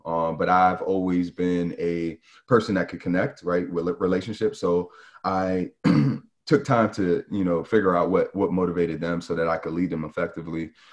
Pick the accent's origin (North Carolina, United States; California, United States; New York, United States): New York, United States; growing up in New York, you just get exposed to, you know, just, just so much